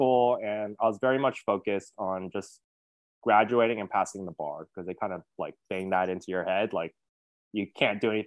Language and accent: English; Hawthorne, California, United States; I was born and raised in Los Angeles, California, in this kind of small suburb called Hawthorne, California.